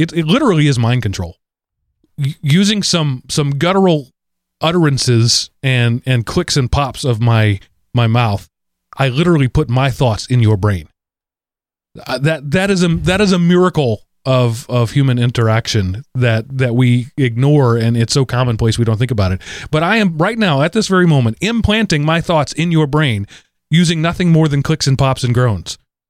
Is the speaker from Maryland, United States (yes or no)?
no; Texas, United States; I took Spanish. I'm from Texas. That's a given for a bunch of years.